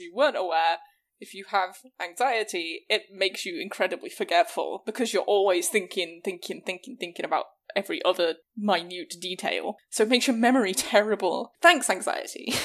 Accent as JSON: {"language": "English", "region": "England", "country": "United Kingdom", "tie": "born or raised there", "moved": "as an adult", "lives_now": "United States"}